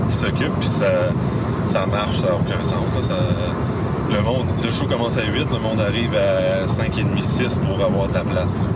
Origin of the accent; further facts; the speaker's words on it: Victoriaville, Quebec, Canada; vu que je viens de Victo